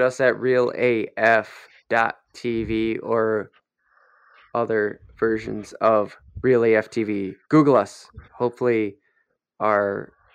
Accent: Minnesota, United States; we grew up here in Minnesota.

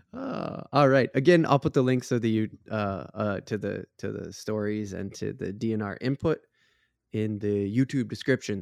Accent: Minnesota, United States; we're from Minnesota

